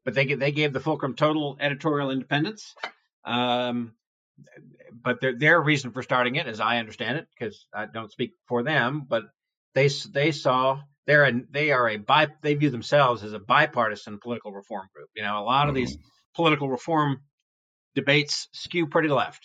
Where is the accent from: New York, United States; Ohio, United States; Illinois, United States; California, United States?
New York, United States; New York City; I grew up in New York City where we had an all news AM radio station.